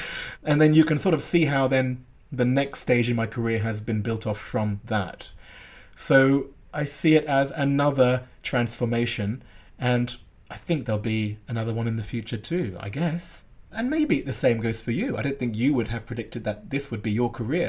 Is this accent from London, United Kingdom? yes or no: yes; London, United Kingdom; We grew up together in Northwest London.